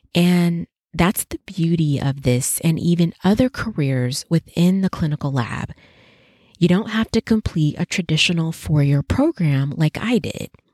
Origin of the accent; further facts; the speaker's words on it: Las Vegas, Nevada, United States; my hometown at the University of Nevada, Las Vegas, UNLV